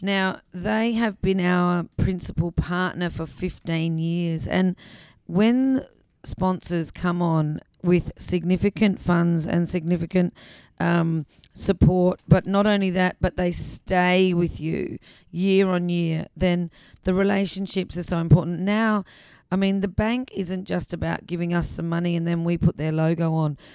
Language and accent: English; Adelaide, South Australia, Australia; also born or lived in England; I was born in England, but um, I I grew up in South Australia, and I did go to school in Adelaide